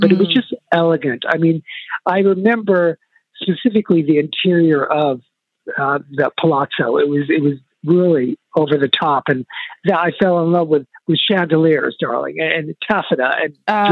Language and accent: English; San Luis Obispo, California, United States; also born or lived in Heidelberg, Germany; now in New York, United States; growing up in San Luis Obispo is not a very fashionable town